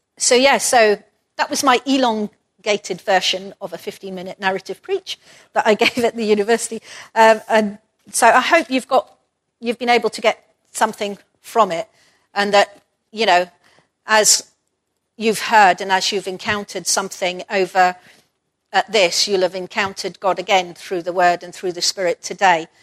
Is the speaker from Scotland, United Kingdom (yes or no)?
yes; Perth, Scotland, United Kingdom; moved away as an adult; Perth, my hometown, or the place where I grew up most of the time